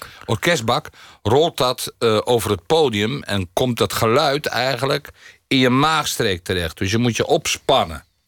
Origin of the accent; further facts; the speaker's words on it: near Rotterdam, South Holland, Netherlands; also born or lived in Munich / Varik; dit is natuurlijk een stad die diep in mijn hart zit, omdat ik er vlakbij geboren ben